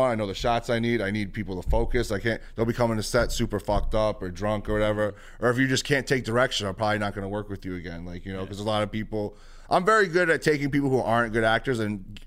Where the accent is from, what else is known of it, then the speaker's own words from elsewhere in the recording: New York City, New York, United States; growing up in the Bronx is very much who I am.